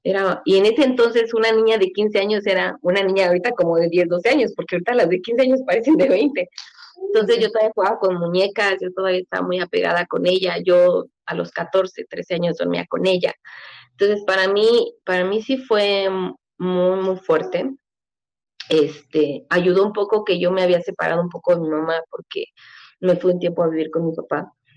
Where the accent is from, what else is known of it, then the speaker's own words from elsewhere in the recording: Mexico City, Mexico; also born or lived in Michoacán; yo nací en la Ciudad de México